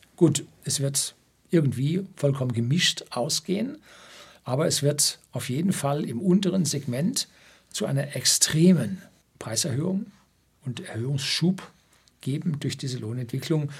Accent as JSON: {"language": "German", "region": "Bavaria", "country": "Germany", "said": "bei uns in Bayern"}